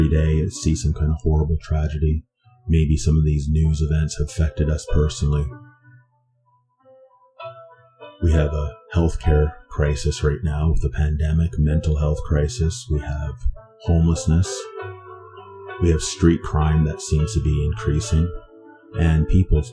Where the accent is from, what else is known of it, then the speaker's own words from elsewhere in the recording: Vancouver, British Columbia, Canada; I was raised in East Vancouver for the most part of my youth